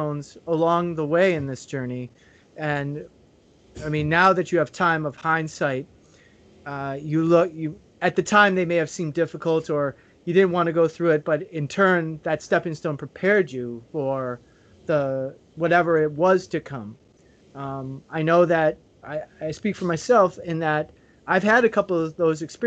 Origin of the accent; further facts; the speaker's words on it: United States; moved away as an adult; now in Trinidad and Tobago; I'm American